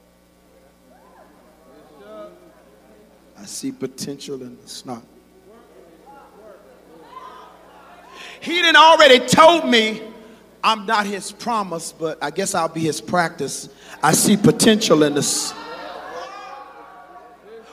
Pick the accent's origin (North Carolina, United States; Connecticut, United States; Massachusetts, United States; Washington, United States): North Carolina, United States; Rocky Mount; I grew up in the country, and I know what feeding pigs look like. Come on, Rocky Mount, North Carolina.